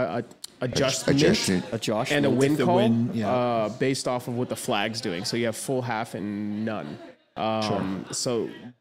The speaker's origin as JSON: {"language": "English", "town": "Nashua", "region": "New Hampshire", "country": "United States", "tie": "born or raised there", "said": "I grew up in Nashua"}